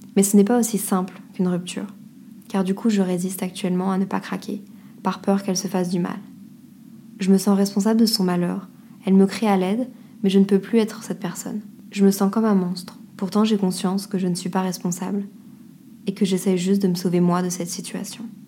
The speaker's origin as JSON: {"language": "French", "country": "France", "moved": "yes", "said": "on dit qu'on est français"}